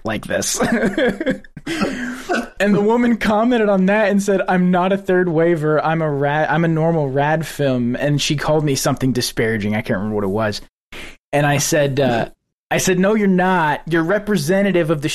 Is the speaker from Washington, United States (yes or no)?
no; West Texas, United States; now in Houston, United States; coming from West Texas too, we don't get snow